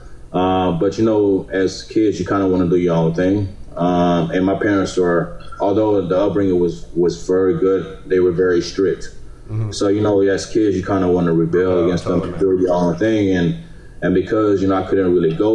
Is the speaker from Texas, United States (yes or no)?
yes; Houston, Texas, United States; they lived here for a little while before I was born and raised here. So I've lived here all my life